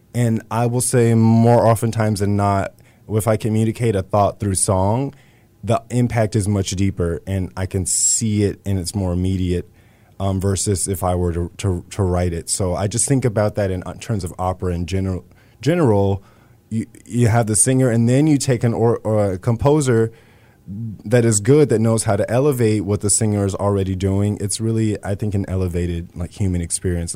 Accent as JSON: {"language": "English", "town": "Lockhart", "region": "Texas", "country": "United States", "tie": "born or raised there", "also_born_or_lived": "Austin, Texas", "said": "growing up in Texas"}